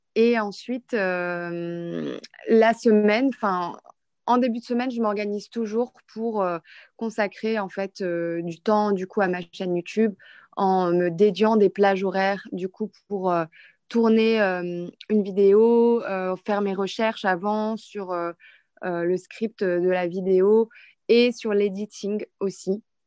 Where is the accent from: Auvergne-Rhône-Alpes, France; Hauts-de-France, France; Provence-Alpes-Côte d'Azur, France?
Hauts-de-France, France; Lille; moved away as an adult; now in Dubai, United Arab Emirates; je suis de Lille, du nord de la France